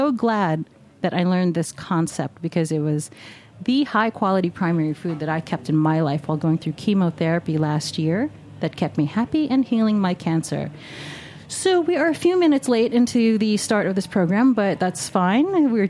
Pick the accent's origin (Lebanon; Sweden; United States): United States; New York City, New York; I'm a native New Yorker.